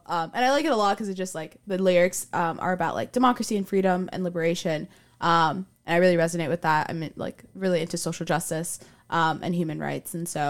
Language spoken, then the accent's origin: English; Miami, Florida, United States; moved away as an adult; Because I'm from Miami, and I'm very adamant about being from Miami